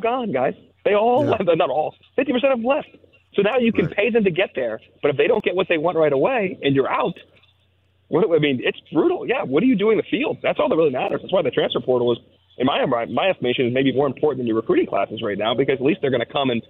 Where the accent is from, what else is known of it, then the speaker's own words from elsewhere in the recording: Pittsburgh, Pennsylvania, United States; I grew up in Pittsburgh